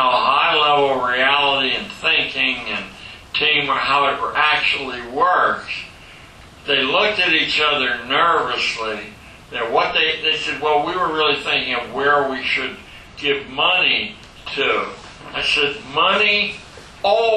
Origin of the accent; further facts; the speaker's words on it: Pittsburgh, Pennsylvania, United States; growing up in Pittsburgh, Pennsylvania